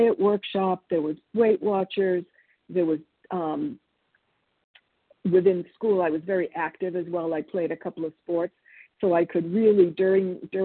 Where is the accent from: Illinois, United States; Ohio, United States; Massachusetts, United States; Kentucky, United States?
Massachusetts, United States; Boston; born or raised there; English is a second language; also born or lived in Argentina